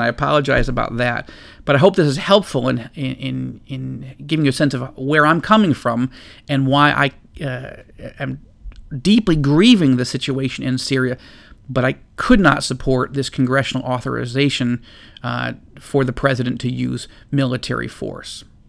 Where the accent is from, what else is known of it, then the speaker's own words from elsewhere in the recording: United States; as an American citizen